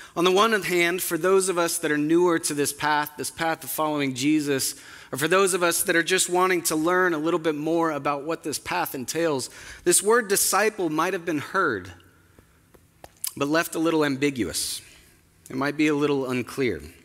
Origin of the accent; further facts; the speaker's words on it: Spokane, Washington, United States; moved away; my hometown of Spokane